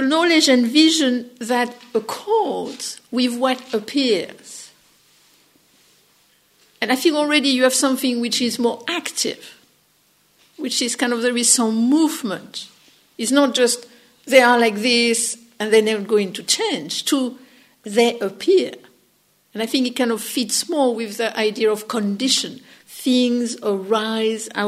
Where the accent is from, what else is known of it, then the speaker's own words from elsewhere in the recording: France; accent: French; English is a second language; my funny French accent